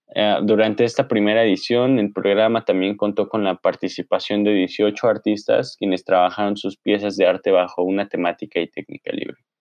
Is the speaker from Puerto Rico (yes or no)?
no; Mexico; artistas anónimos mexicanos